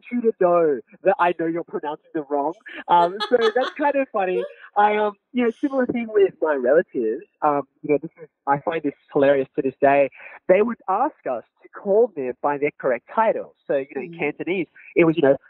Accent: Sydney, New South Wales, Australia; growing up in Australia, particularly in the area that I was raised

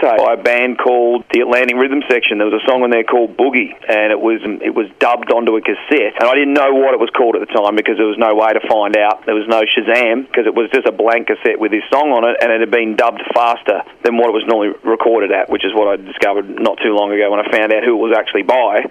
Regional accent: Warrnambool, Victoria, Australia; we would drive down from Warrnambool

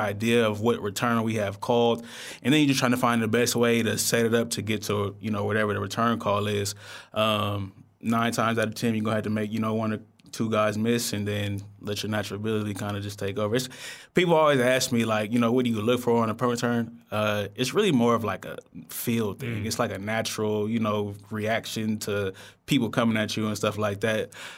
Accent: California, United States; growing up in the Bay, I've been, you know, being able to witness it for a while.

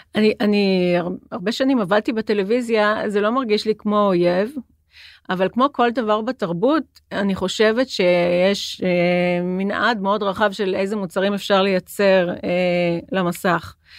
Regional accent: Jerusalem, Jerusalem District, Israel; now in Tel Aviv, Israel; אני ירושלמית ואני גרה בתל אביב

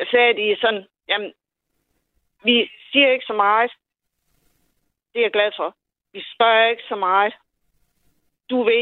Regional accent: Odense, Southern Denmark, Denmark; accent: Odense; Øh, jeg kommer fra Odense.

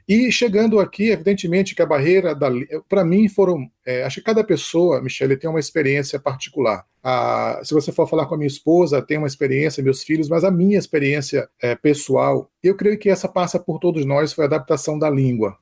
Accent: Northeast Region, Brazil; moved away as an adult; also born or lived in São Luís, Maranhão; now in Texas, United States; quando você vem do Nordeste como eu

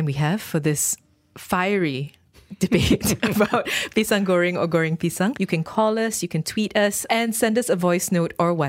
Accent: Terengganu, Malaysia; I grew up with goreng pisang. Ooh, I'm from Terengganu. I'm not Johorian.

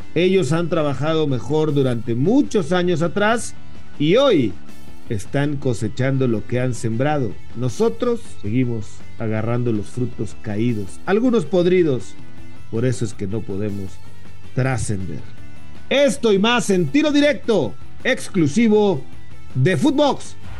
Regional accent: Mexico; como mexicanos

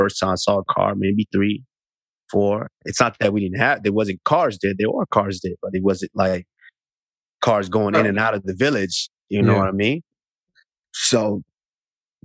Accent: Arlington, Texas, United States; moved away as an adult; also born or lived in Auchi, Edo State, Nigeria; now in Boca Raton, United States; I grew up in Arlington, which is this kind of like the suburb

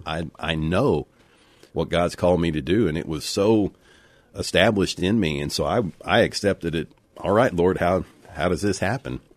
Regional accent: United States; we have grown up in America where there has been religious freedom

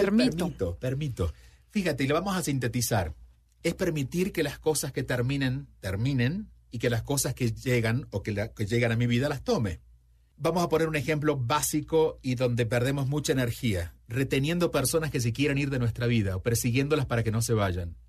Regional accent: Argentina; cuando yo tenía 5 o 6 años, yo nací en Argentina, vivía en un pueblo

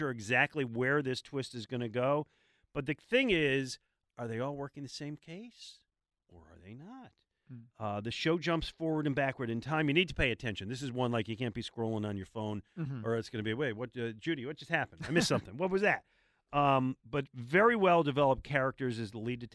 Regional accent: Buffalo, New York, United States; moved away as an adult; now in Philadelphia, United States; I grew up in Buffalo, which is part of New York State

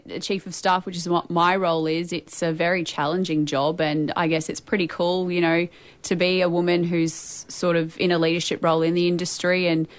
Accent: Rockhampton, Queensland, Australia; I think growing up it wasn't too bad, particularly when I went through university, CQ University, and then went to get my job as a reporter.

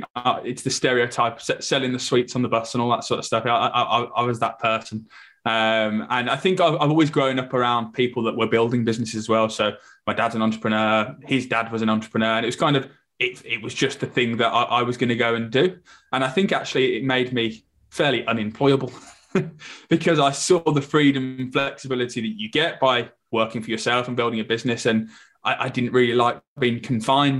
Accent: Birmingham, West Midlands, United Kingdom; moved away as an adult; also born or lived in London; I'm originally from Birmingham. I then went down to London to study at university

